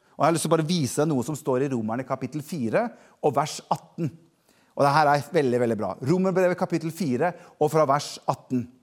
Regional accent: Norway; jeg er jo nordmann

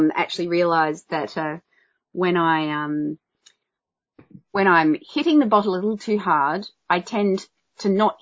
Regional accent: Adelaide, South Australia, Australia; I'm being from Adelaide. I say ranch and dance.

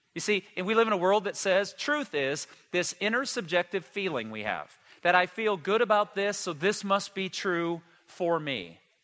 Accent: United States; I was born and raised in the United States

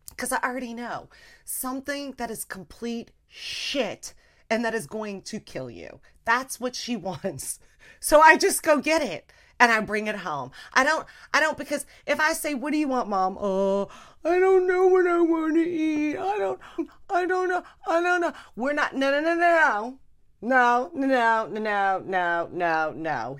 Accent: Louisiana, United States; we're from Louisiana, you know? I grew up eating all fried food.

